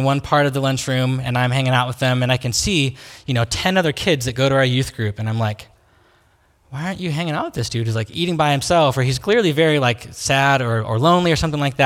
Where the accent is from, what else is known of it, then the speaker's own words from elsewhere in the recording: Salem, Oregon, United States; I grew up here in Salem, so I went to Sprague High School